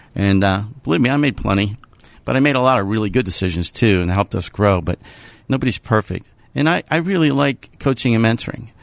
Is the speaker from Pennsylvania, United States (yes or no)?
yes; Pittsburgh, Pennsylvania, United States; I'm a Pittsburgher. I grew up in, uh, North Hills